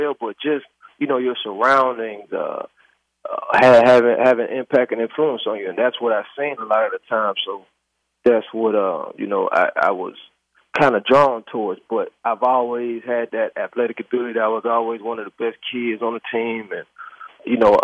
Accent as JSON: {"language": "English", "town": "Youngstown", "region": "Ohio", "country": "United States", "said": "I'm from Youngstown, Ohio"}